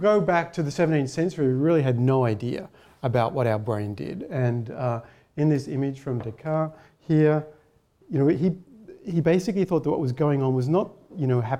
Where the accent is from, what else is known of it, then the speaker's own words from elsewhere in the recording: Melbourne, Victoria, Australia; moved away as an adult; also born or lived in Heidelberg, Germany; now in Canberra, Australia; I'm from Melbourne initially.